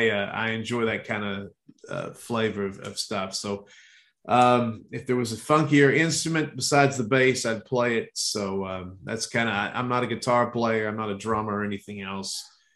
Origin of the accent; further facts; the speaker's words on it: Baltimore, Maryland, United States; I grew up, I was born in Baltimore. That's something that I think I mentioned in almost every movie we've done so far.